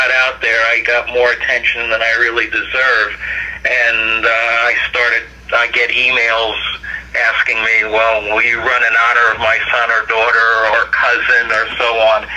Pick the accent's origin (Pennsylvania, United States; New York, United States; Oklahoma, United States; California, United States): New York, United States; New York City; moved away; I'm originally from Brooklyn, New York